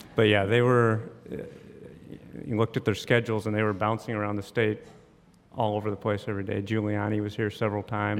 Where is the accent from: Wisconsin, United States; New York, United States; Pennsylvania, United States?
Wisconsin, United States; Neenah; now in Jacksonville, United States; grew up in Wisconsin